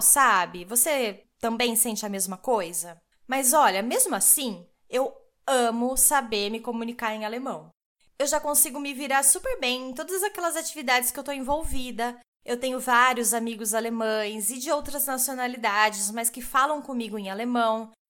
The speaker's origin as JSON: {"language": "Portuguese", "country": "Brazil", "first_language": "Portuguese", "moved": "as an adult", "lives_now": "Nuremberg, Germany", "said": "sou brasileira"}